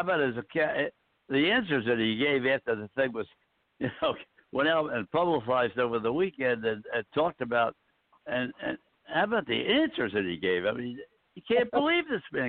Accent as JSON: {"language": "English", "town": "Philadelphia", "region": "Pennsylvania", "country": "United States", "said": "we're all from Philadelphia, really, and the Philadelphia area."}